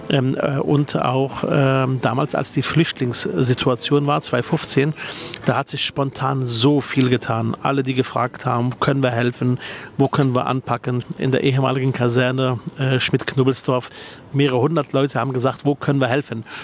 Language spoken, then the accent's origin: German; Berlin, Germany; Ich bin ja leidenschaftlich äh, gerne Spandauer. Ist ja meine Heimat, äh, Spandau.